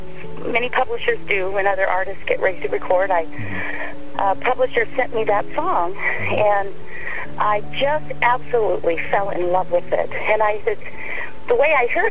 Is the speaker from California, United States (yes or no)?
yes; California, United States; moved away as an adult; also born or lived in Indiana; I came from California to Indiana to go to college